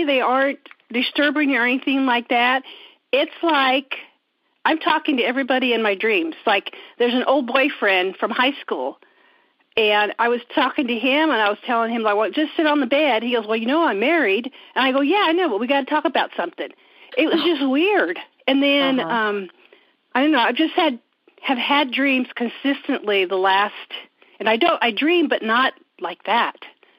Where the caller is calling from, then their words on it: Indiana, United States; I'm calling from Indiana.